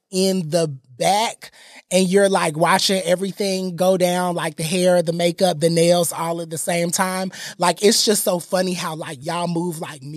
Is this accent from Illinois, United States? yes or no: no; Atlanta, Georgia, United States; I was born at Piedmont Hospital